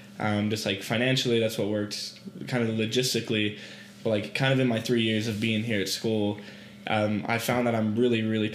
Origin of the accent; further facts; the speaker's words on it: Artesia, New Mexico, United States; also born or lived in Albuquerque, New Mexico; So I'm originally from Artesia, New Mexico. So small town, New Mexico.